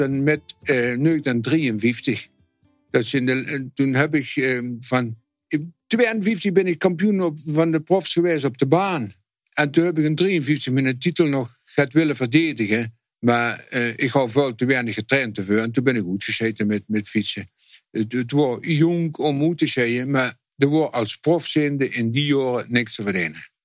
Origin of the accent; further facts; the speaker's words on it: Netherlands; als Hollander